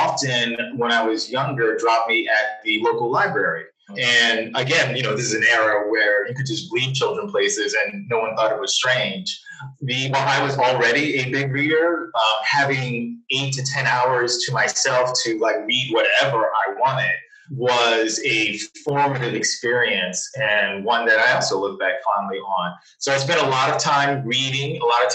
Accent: Philadelphia, Pennsylvania, United States; also born or lived in Lafayette, Louisiana; I grew up in Philadelphia.

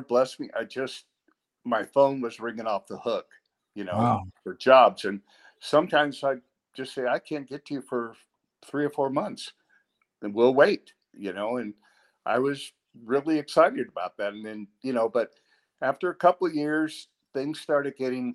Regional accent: San Gabriel Valley, California, United States; also born or lived in St. Louis, Missouri / La Puente, California / Pasadena, California; I grew up in the San Gabriel Valley

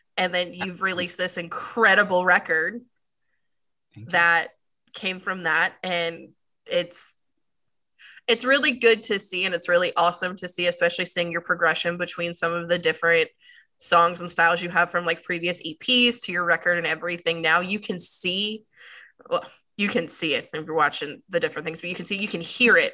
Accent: Maryland, United States; now in North Carolina, United States; I grew up in Maryland with Brittany

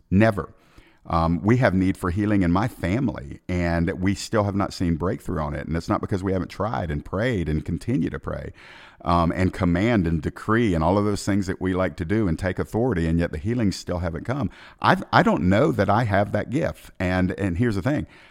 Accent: Atlanta, Georgia, United States; I'm from Atlanta

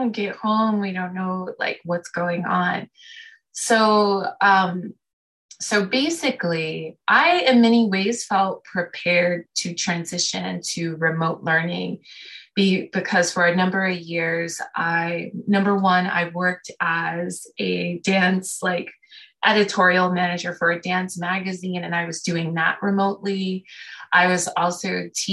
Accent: New York City, New York, United States; also born or lived in Oakland, California; now in Maine, United States; I'm now residing in Maine, even though I was born and raised in Brooklyn

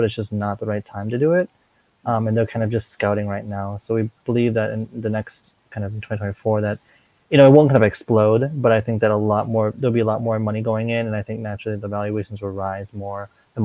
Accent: Minnesota, United States; moved away as an adult; also born or lived in Korea; now in Hong Kong; I'm from Minnesota, so I went, kind of lived my whole life in Minnesota

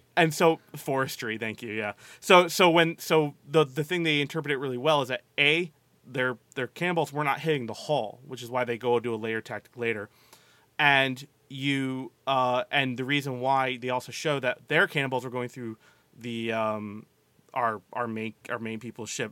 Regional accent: Maryland, United States; I grew up in Maryland, primarily on the bay, grew up, grew up on the water mainly

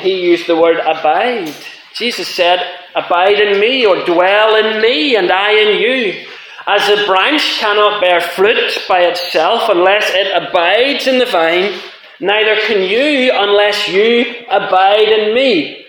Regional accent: Ireland; now in Scotland, United Kingdom; I'm an Irish man living in Scotland.

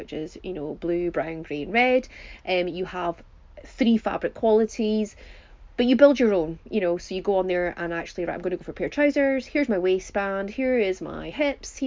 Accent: Highlands of Scotland, United Kingdom; we are from the Highlands of Scotland

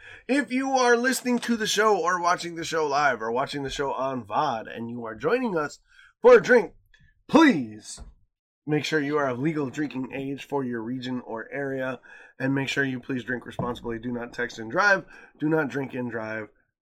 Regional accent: Michigan, United States; I grew up in the Northwood. I grew up in fucking Upper Michigan. Trust me.

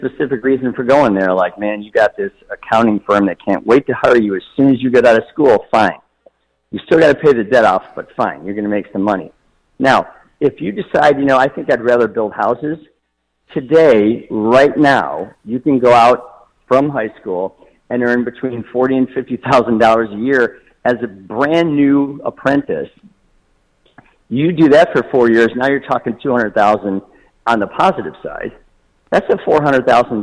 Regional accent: Toledo, Ohio, United States; I'm from Toledo, Ohio

